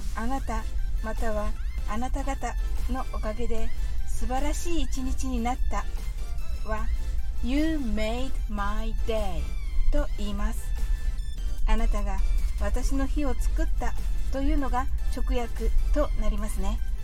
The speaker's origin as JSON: {"language": "Japanese", "country": "Japan", "said": "私たち日本人"}